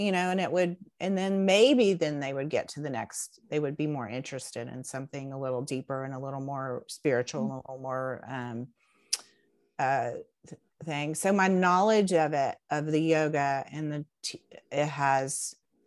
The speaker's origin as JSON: {"language": "English", "town": "Knoxville", "region": "Tennessee", "country": "United States", "tie": "born or raised there", "moved": "as an adult", "lives_now": "Chattanooga, United States", "said": "I grew up in Knoxville"}